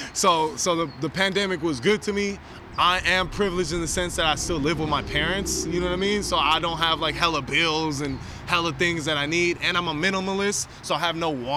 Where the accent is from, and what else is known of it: San Francisco, California, United States; born or raised there